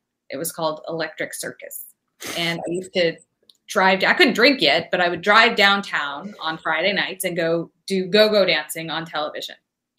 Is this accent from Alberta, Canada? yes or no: no; Toronto, Ontario, Canada; moved away as an adult; also born or lived in Houston, Texas, United States; now in United States; Born in Houston, Texas, moved to Toronto, Canada when I was 2 weeks old. So I grew up in Canada. I consider myself Canadian, but then I've been living in America for 20 years. So I'm really just both. I'm just everything. I'm North American.